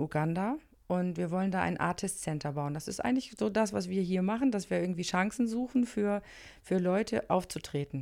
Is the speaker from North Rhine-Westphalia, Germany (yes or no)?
no; Flensburg, Schleswig-Holstein, Germany; moved away; also born or lived in Monheim am Rhein; Ich komme eigentlich aus Flensburg, ich kenne kein Karneval